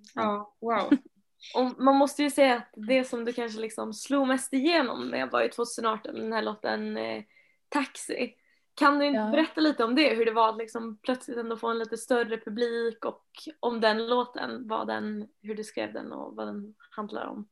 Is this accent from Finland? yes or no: yes; Finland; now in Sweden; Jag kommer ju från Finland